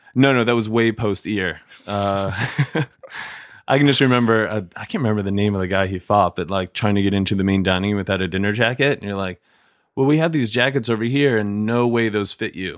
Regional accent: Canton, Ohio, United States; moved away as an adult; Canton, Ohio

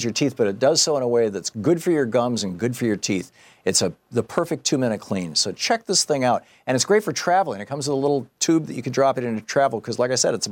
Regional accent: Michigan, United States; when I grew up in Michigan

